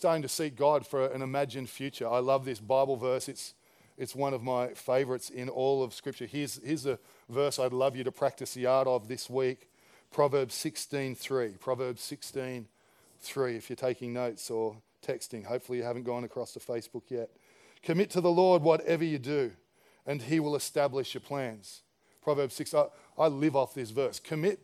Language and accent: English; Campbelltown, New South Wales, Australia; I was a kid from Campbelltown who worked at Dairy Farmers.